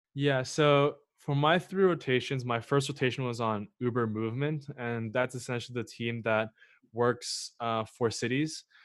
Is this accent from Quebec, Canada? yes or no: yes; Montreal, Quebec, Canada; moved away as an adult; also born or lived in Waterloo; originally I'm from Montreal